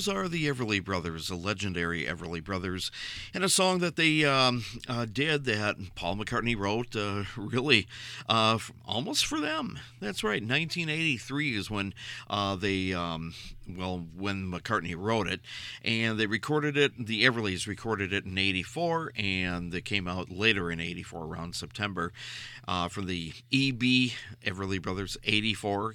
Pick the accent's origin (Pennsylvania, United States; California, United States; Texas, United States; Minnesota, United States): Minnesota, United States; we originate this show out of the state of Minnesota in the USA, and right next door to my hometown is a place called Hopkins, Minnesota